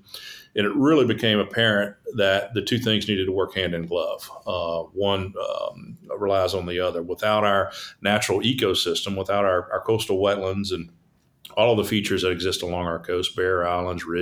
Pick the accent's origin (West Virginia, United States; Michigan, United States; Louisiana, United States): Louisiana, United States; Baton Rouge; I'm born and raised in Baton Rouge, born here, grew up here in Baton Rouge.